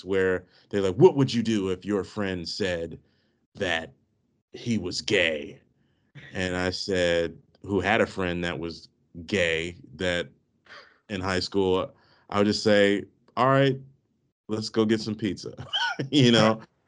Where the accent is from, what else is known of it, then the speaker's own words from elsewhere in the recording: D.C. area, Maryland, United States; I grew up in the Maryland, D.C. area